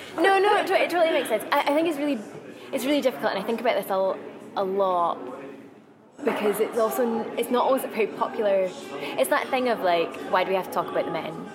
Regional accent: Glasgow, Scotland, United Kingdom; I'm Scottish. Um, I've lived in Glasgow since I was one

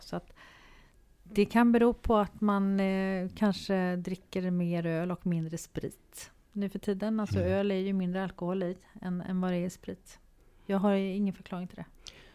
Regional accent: Sweden

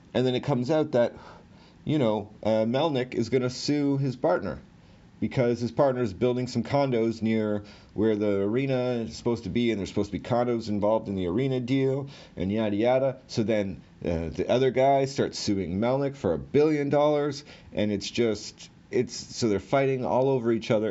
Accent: Ottawa, Ontario, Canada; I'm from Ottawa

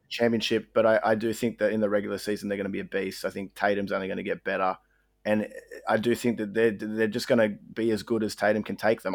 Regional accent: Australia; we're Aussie

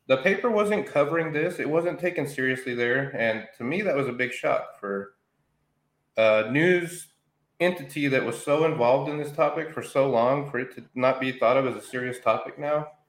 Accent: Roswell, New Mexico, United States; born and raised in Roswell, New Mexico

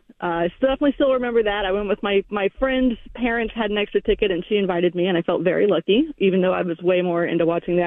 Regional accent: North Carolina, United States; now in Gresham, United States; I grew up in North Carolina

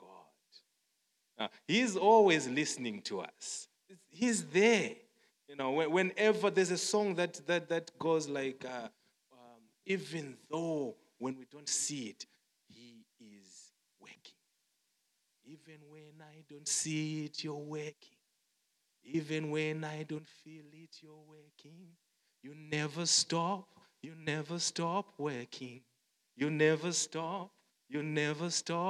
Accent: Zimbabwe; moved away as an adult; now in South Africa; growing up in Zimbabwe, I'm from Zimbabwe and we work in South Africa

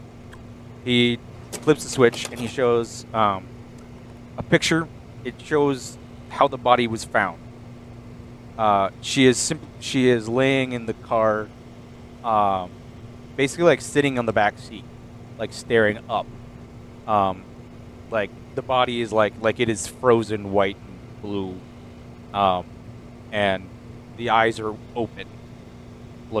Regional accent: Iowa, United States; now in Minnesota, United States; my hometown in Iowa.

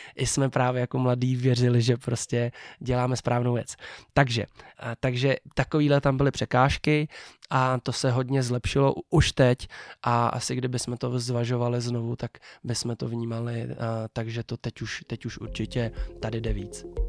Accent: Czechia; jak jsem Čech

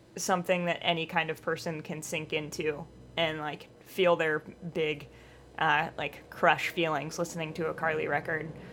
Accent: Missouri, United States; moved away as an adult; also born or lived in Boston area; now in Boston, United States; I grew up in Missouri.

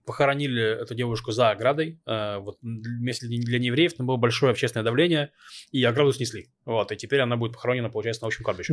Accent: Novosibirsk, Novosibirsk Oblast, Russia; now in Israel; я рос в Новосибирске, в очень благополучном районе.

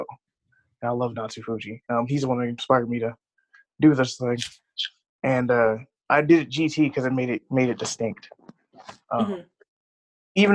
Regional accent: Wisconsin, United States; also born or lived in Illinois; I was born in Illinois, and we moved up to Wisconsin for like lower taxes, better school and stuff like that. So I've been up here since I was a young boy, like in between Chicago and Milwaukee. But I grew up in Wisconsin

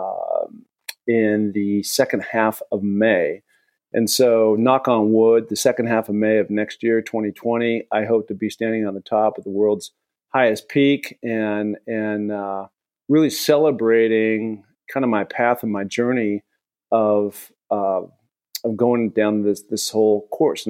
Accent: Seattle, Washington, United States; growing up in Seattle, I've spent a ton of time in the Cascades

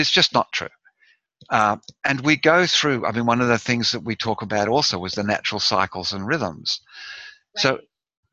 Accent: Australia; I'm Australian

